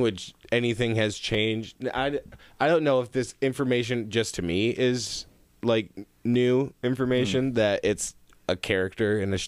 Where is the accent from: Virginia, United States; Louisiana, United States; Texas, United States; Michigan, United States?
Michigan, United States; Zeeland; now in Grand Rapids, United States; I grew up in Zealand